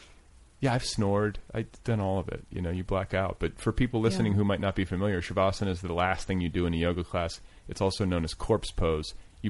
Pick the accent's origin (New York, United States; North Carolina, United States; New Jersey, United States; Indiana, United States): Indiana, United States; moved away; Because I'm from Indiana.